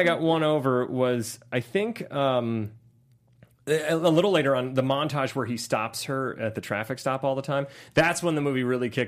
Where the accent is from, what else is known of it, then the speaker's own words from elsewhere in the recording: Ohio, United States; I'm from Ohio.